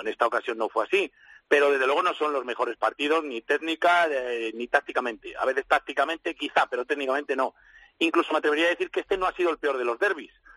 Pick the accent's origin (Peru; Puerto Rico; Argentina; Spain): Spain; somos españoles